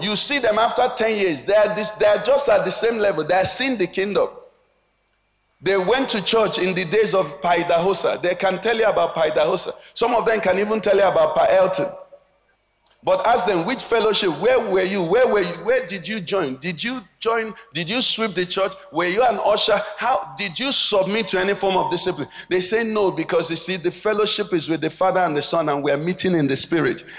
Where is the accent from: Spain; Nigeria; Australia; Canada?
Nigeria; we grew up in Nigeria